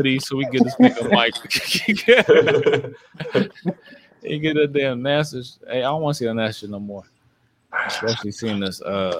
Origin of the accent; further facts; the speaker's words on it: Montgomery County, Maryland, United States; I grew up in Montgomery County. It's the most diverse place